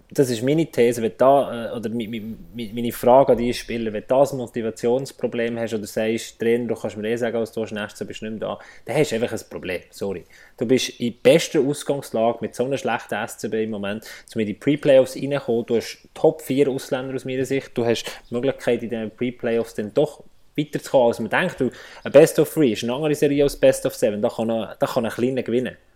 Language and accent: German; Bern, Switzerland; Und das sage ich als Berner